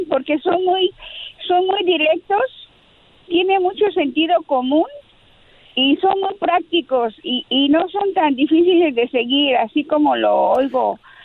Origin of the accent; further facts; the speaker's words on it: Mexico City, Mexico; de la Ciudad de México como yo